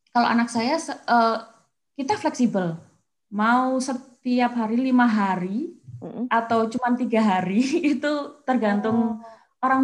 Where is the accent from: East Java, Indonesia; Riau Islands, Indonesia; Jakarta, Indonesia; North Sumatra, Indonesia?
East Java, Indonesia; Kediri; Kediri betul.